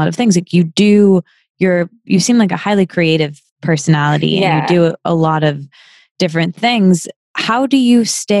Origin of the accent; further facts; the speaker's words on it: Midwest, United States; yeah, I think growing up in the Midwest, it feels kind of far from us because we don't, we didn't grow up with it as our industry.